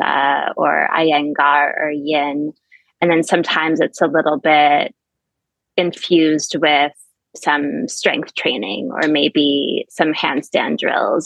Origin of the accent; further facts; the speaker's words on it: suburb of Albany, New York, United States; also born or lived in Montreal, Quebec, Canada; now in Florida, United States; I then moved to the States when I was six years old to a suburb of Albany, New York. And so did all of my schooling in the Albany area